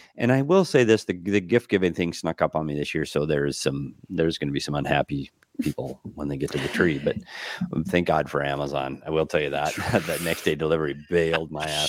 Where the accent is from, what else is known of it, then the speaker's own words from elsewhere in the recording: Minnesota, United States; moved away; growing up in Minnesota